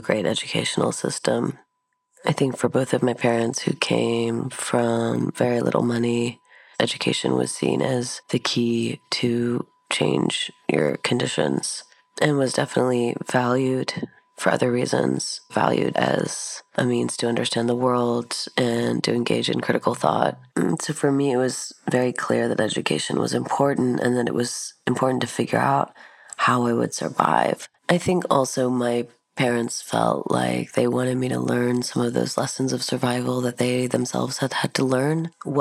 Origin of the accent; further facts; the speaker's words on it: Virginia, United States; I was born in Virginia in 1979